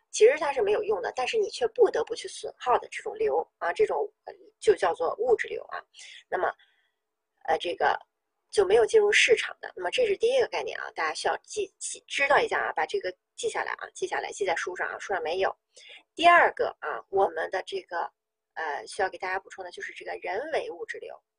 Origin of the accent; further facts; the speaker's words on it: Northeast China, China; 我们东北人喜欢这个搓澡